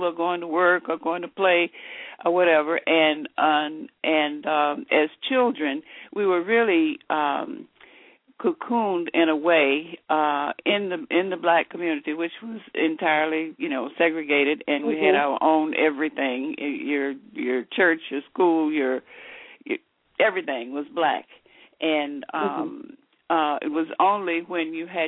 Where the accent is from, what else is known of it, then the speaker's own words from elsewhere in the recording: Memphis, Tennessee, United States; moved away as an adult; also born or lived in Eads, Tennessee / Cleveland, Ohio / Dayton, Ohio; I grew up in Memphis, Tennessee, and came to Dayton as an adult.